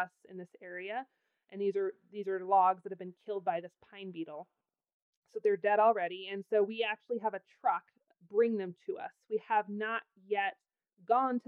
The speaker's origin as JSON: {"language": "English", "region": "Pacific Northwest", "country": "United States", "tie": "born or raised there", "moved": "yes", "lives_now": "Wyoming, United States", "said": "I grew up in the Pacific Northwest where it's wet and soggy all winter"}